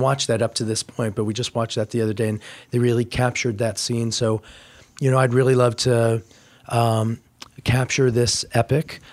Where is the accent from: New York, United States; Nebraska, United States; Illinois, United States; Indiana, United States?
Indiana, United States; moved away; I grew up in Indiana